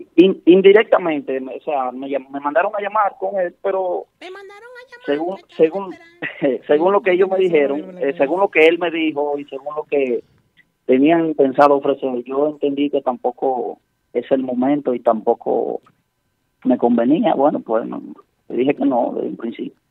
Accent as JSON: {"language": "Spanish", "town": "Santiago de los Caballeros", "region": "Santiago", "country": "Dominican Republic", "said": "yo soy de Santiago"}